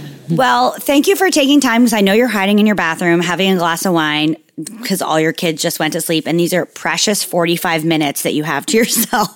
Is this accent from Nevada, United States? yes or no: no; Margate City, New Jersey, United States; I'm from um, Margate, New Jersey, which is like way south, almost by Delaware